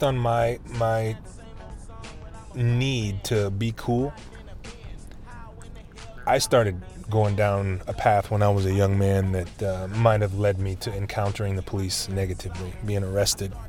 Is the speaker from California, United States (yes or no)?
yes; Oakland, California, United States; 5 generations of my family have been born and raised in Oakland